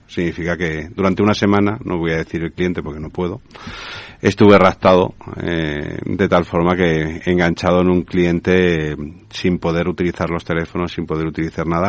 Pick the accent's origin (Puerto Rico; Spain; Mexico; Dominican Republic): Spain; Tenemos muchísimo, muchísimas cosas en España